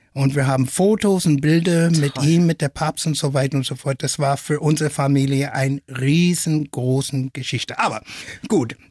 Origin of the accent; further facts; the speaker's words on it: Flint, Michigan, United States; first language English; German is a second language; now in Germany; Aufgewachsen bin ich in der USA und in Deutschland.